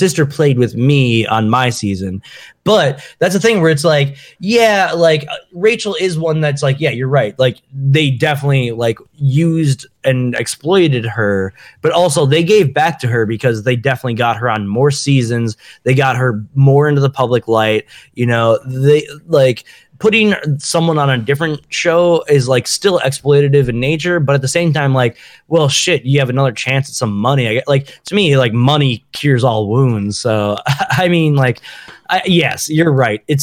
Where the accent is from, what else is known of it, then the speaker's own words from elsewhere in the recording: Minnesota, United States; I'm from Minnesota